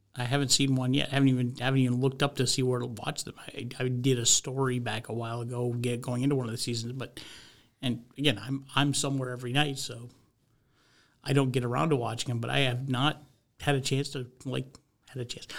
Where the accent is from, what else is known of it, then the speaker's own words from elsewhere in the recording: Vermont, United States; moved away; I grew up in Vermont